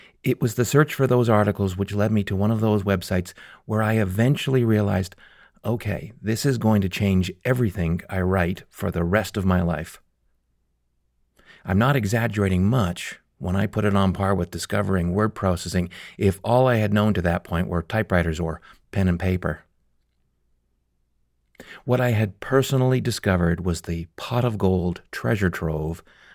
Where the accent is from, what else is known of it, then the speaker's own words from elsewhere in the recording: Calgary, Alberta, Canada; my hometown of Calgary